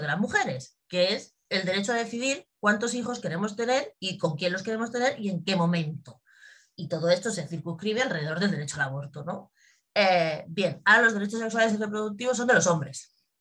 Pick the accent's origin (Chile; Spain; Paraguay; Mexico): Spain